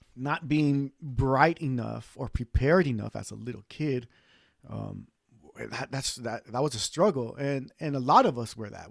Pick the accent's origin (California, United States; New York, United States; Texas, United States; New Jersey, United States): California, United States; East Los Angeles; now in Central Valley, United States; I was born and raised in East